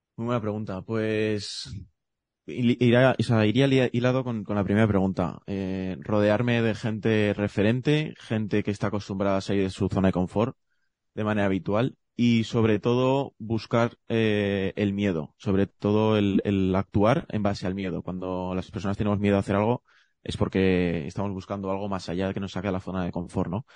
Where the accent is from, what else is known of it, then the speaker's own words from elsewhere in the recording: Zaragoza, Aragon, Spain; yo soy de Zaragoza